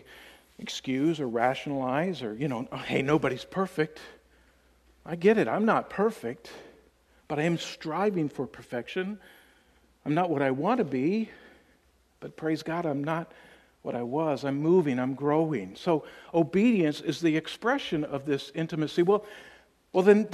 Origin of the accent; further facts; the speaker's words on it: Tennessee, United States; I'm from Tennessee, so that's our team